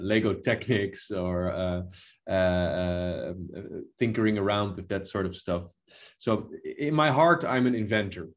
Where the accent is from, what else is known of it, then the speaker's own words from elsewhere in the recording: Netherlands; in the Netherlands where I was born